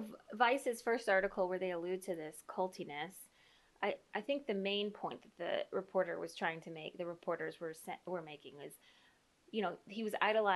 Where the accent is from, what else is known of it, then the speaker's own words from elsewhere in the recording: Indiana, United States; I'm an Indiana girl.